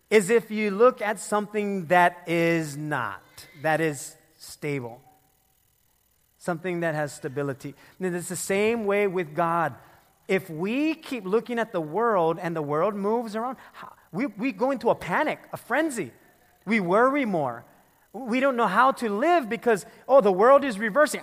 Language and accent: English; Philippines; I'm the Filipino